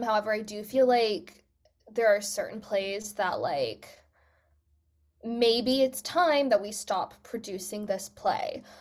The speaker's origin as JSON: {"language": "English", "country": "United States", "first_language": "English", "moved": "as an adult", "lives_now": "United Kingdom", "said": "I'm American"}